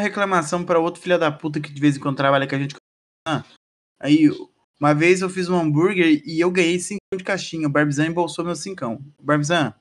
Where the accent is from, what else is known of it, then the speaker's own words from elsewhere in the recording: Paraná, Brazil; a gente é do Paraná